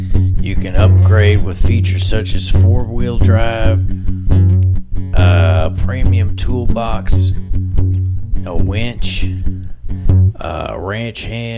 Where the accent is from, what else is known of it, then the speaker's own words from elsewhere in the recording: Texas, United States; we grew up outside Abilene. I really should be able to remember the town, but I can't.